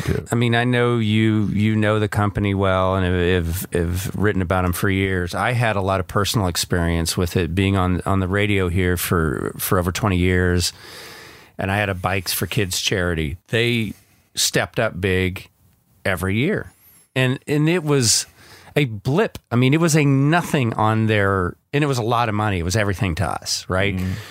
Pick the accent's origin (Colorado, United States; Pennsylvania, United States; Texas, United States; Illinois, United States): Texas, United States; Georgetown; growing up in Georgetown, we had a Piggly Wiggly